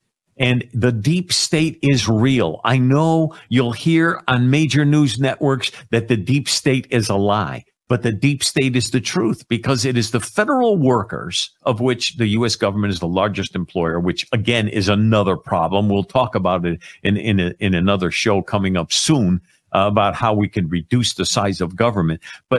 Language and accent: English; Waterbury, Connecticut, United States; And I know I grew up in Waterbury. I know firsthand some things.